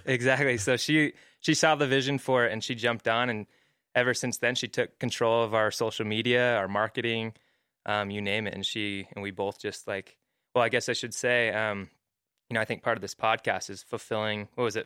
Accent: Mesa, Arizona, United States; moved away as an adult; also born or lived in Hawaii; now in Utah, United States; I grew up in Arizona, Mesa, Arizona. Uh, moved out here for school at B Y U

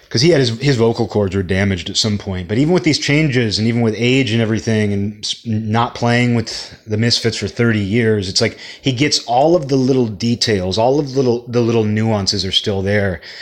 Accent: Seattle, Washington, United States; I'm from Seattle

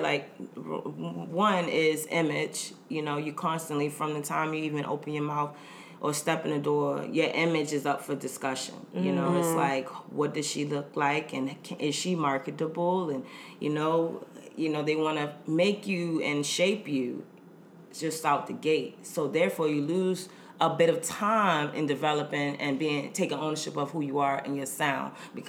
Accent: the South, United States; I'm from the South, so it's kind of like, oh, mm-hmm.

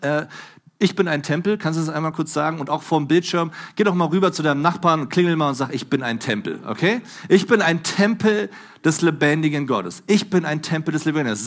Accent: Germany; Bei uns in Deutschland

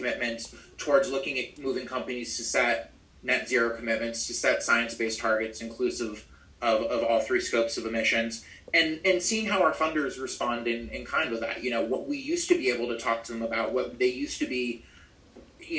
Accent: Maine, United States; moved back to my home state of Maine

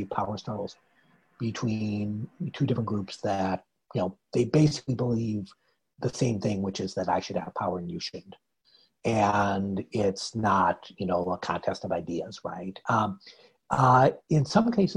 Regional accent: United States; As an American

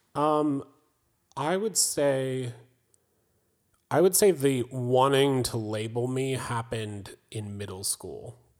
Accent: Raleigh, North Carolina, United States; I was born on the East Coast in Raleigh, North Carolina.

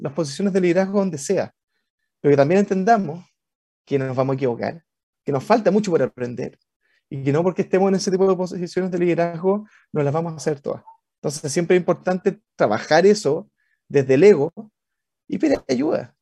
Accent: Valparaíso, Chile; Yo, soy porteño, eh, de Valpo, guanderino.

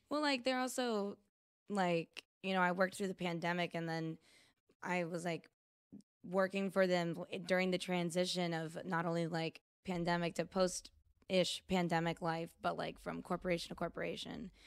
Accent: United States; I am American

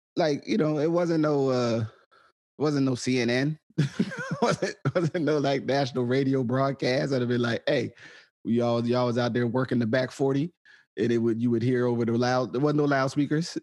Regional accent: New Jersey, United States; growing up in New Jersey

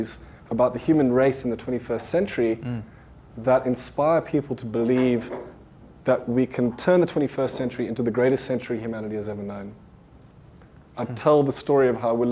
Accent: Johannesburg, Gauteng, South Africa; I was born in 1983 in Johannesburg, South Africa.

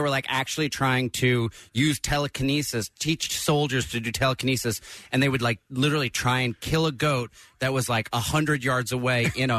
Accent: Neptune, New Jersey, United States; now in Los Angeles, United States; Right outside Asbury Park, Neptune, New Jersey.

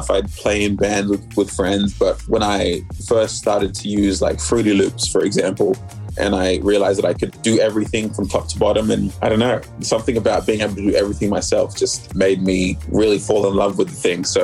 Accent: Sydney, New South Wales, Australia; also born or lived in Melbourne, Australia; I was the only one of my siblings who was born here. But we quickly moved to Sydney when I was like three, and that was where I grew up for a major portion of my life till I was, I don't know, maybe like 20, 24, 25

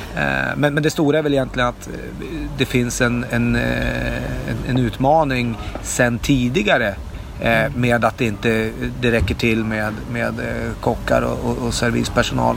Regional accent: Norrland, Sweden; now in Stockholm, Sweden; som norrlänning från början men och inflyttad stockholmare

